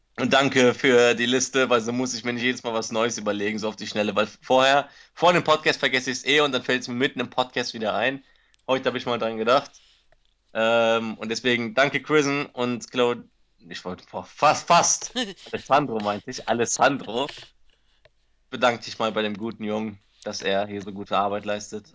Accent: Cologne, North Rhine-Westphalia, Germany; moved away; nach Hause, nach Köln

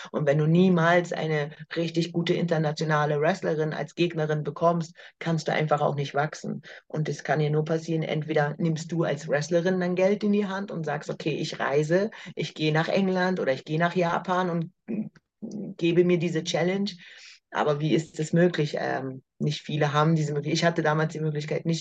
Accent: Berlin, Germany; in Berlin, in meiner Heimatstadt

